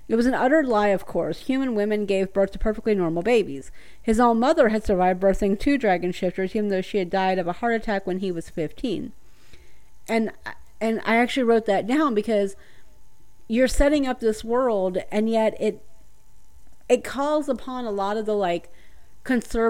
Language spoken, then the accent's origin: English; the South, United States; I'm from the South